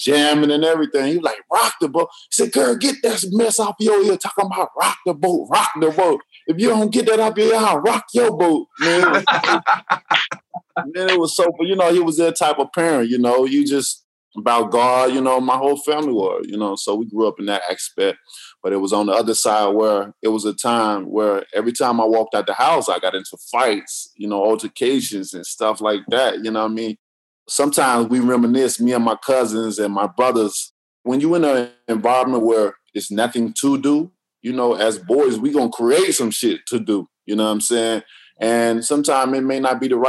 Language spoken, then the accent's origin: English; Tuscaloosa, Alabama, United States; I grew up in Tuscaloosa, Alabama